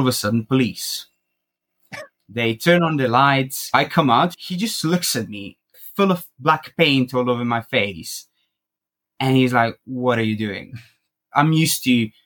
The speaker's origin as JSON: {"language": "English", "country": "Croatia", "also_born_or_lived": "United Kingdom", "moved": "as an adult", "said": "Originally, I'm from Croatia"}